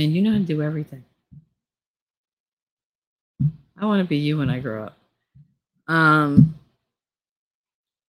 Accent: Hoboken, New Jersey, United States; I grew up in Hoboken

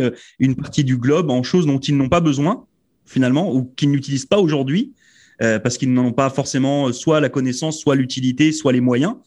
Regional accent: France; moved away as an adult; je viens de France

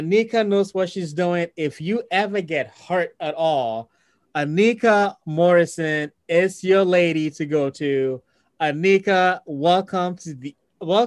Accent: Ghana; now in United States; Growing up in Ghana, again, I was the majority

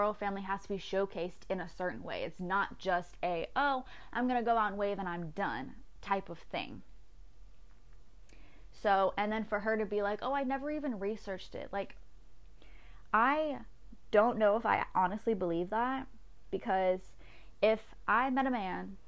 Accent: United States; I'm very American, very American

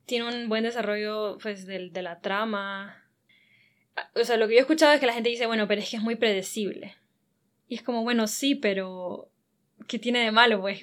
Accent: Honduras; soy hondureña

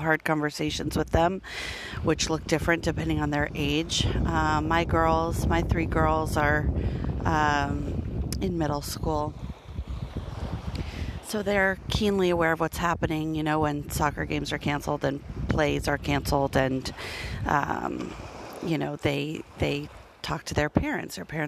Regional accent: Denver, Colorado, United States; moved away; Denver, which is my hometown and where my family is

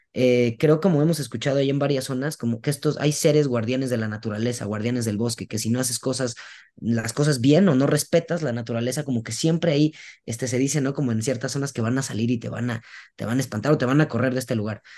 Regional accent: Veracruz, Mexico; yo soy de Veracruz y yo desde morro escuché a mi abuela decirlo

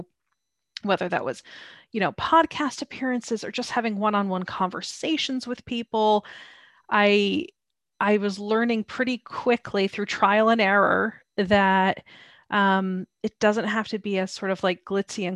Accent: United States; moved away as an adult; now in London, United Kingdom; I'm American

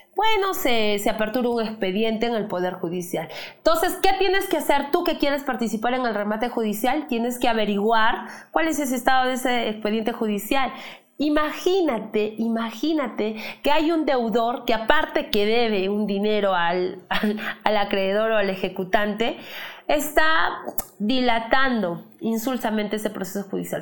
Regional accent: Peru; como buenos peruanos que somos

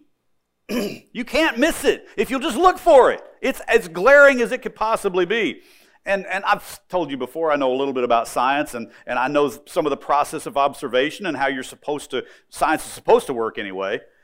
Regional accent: United States; I'm an American

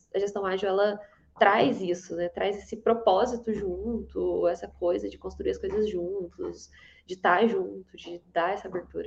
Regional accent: Varginha, Minas Gerais, Brazil; De Minas. de Varginha

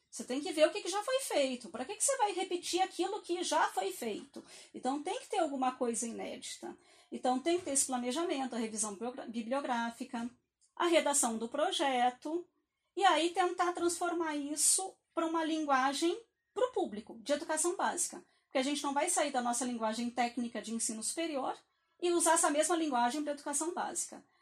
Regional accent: Rio Grande do Sul, Brazil; E eu, eu sou gaúcha, então a minha educação básica, boa parte dela foi lá.

